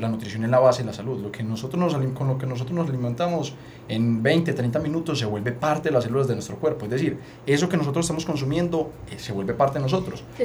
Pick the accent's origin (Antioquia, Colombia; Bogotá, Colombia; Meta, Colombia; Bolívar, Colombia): Antioquia, Colombia; Paisa; nosotros somos paisas